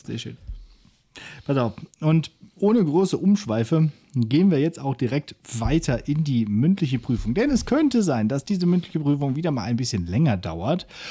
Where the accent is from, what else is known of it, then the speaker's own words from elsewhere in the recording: Northern Germany, Germany; ich komme auch aus dem Norden